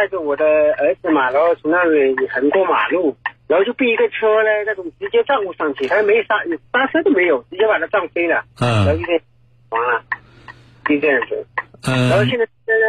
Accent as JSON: {"language": "Chinese", "region": "Jiangxi", "country": "China", "tie": "born or raised there", "also_born_or_lived": "Wuxi", "moved": "yes", "said": "呃，江西福"}